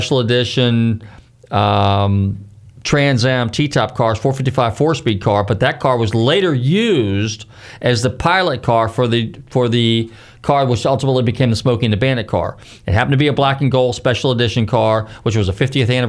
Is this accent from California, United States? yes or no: yes; Marin County, California, United States; moved away; I'm from Marin County